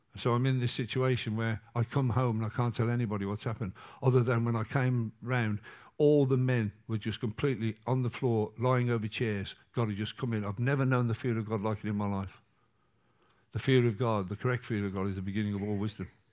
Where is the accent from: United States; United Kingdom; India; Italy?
United Kingdom; England; I'm English, not American